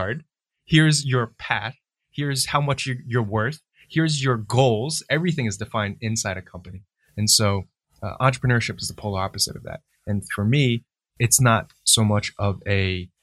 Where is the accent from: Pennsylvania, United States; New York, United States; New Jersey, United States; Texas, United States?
New Jersey, United States; Growing up in New Jersey and being educated in the West